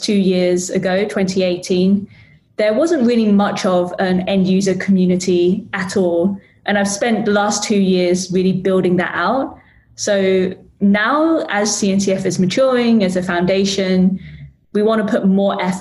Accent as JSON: {"language": "English", "region": "London", "country": "United Kingdom", "tie": "born or raised there", "said": "Like I grew up in London. London's my hometown."}